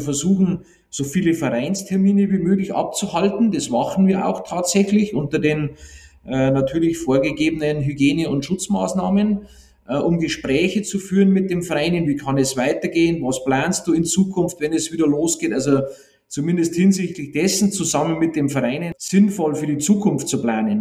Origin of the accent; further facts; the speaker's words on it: Bavaria, Germany; bei uns in Bayern